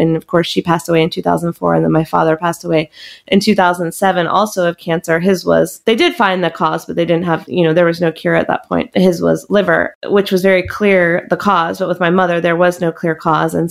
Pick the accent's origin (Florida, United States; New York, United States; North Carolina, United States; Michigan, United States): North Carolina, United States; Chapel Hill; I grew up in Chapel Hill